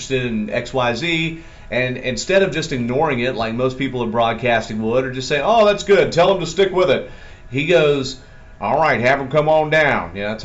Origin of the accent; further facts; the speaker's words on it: Atlanta, Georgia, United States; I'm from Atlanta, born and bred